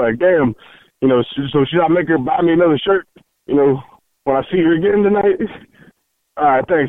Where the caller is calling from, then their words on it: Point Blank, Mississippi, United States; I'm calling from Point Blank, Mississippi, okay?